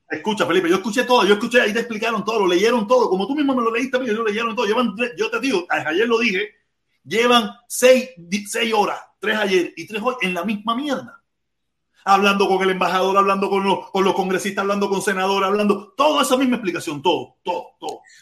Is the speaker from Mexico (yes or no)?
no; Cuba; somos cubanos